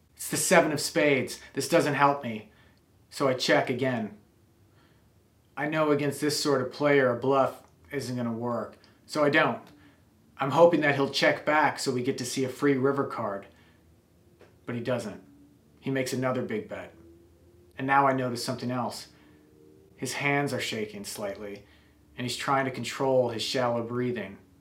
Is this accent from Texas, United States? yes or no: no; Wisconsin, United States; I grew up in Wisconsin